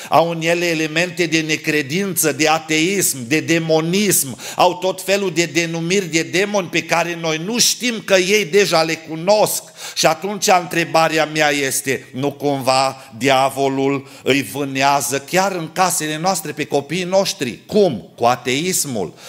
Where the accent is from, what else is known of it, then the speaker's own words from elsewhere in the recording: Câmpia Turzii, Cluj County, Romania; Când eram copil la noi la Câmpia Turzii